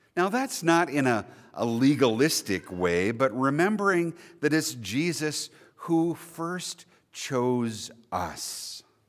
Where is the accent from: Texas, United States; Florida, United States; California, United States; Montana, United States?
Montana, United States; Billings; I was born and raised right here in Billings